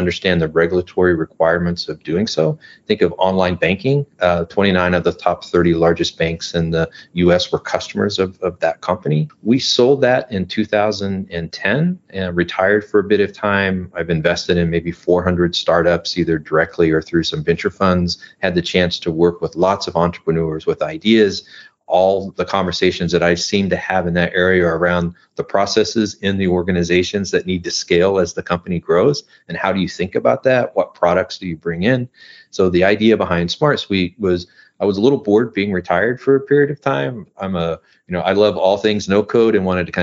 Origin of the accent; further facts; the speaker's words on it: Midwest, United States; now in Southern California, United States; I'm originally from the Midwest. I now live in Southern California.